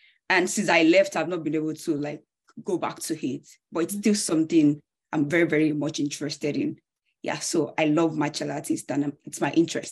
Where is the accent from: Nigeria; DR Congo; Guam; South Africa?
Nigeria; moved away as an adult; now in Canada; I'm from Nigeria. I've lived in Nigeria all my life